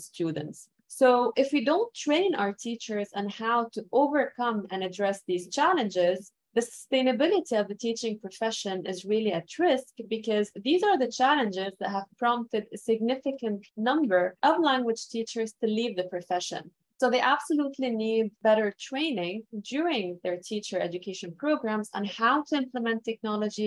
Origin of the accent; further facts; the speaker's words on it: Lebanon; first language Arabic; English is a second language; moved away as an adult; now in Montreal, Canada; I was born and raised in Lebanon